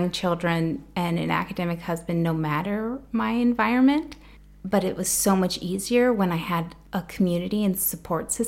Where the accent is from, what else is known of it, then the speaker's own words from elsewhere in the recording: South Central Rural Nebraska, United States; now in Princeton, United States; I'm from South Central Rural Nebraska, where we don't have much traffic